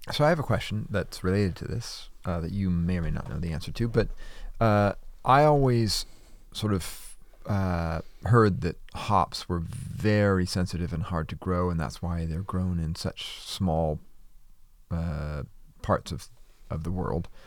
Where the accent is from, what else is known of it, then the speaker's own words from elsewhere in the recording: Wisconsin, United States; I grew up in Wisconsin